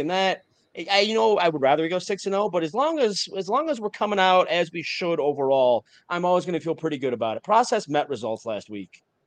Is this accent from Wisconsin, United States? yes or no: yes; Wisconsin, United States; moved away; I'm from Wisconsin originally.